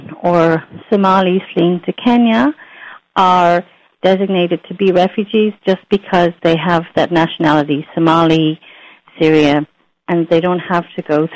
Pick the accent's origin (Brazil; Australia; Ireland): Ireland; moved away as an adult; also born or lived in United States; I was an immigrant to the United States myself. I'm Irish. Then I immigrated to the U.S.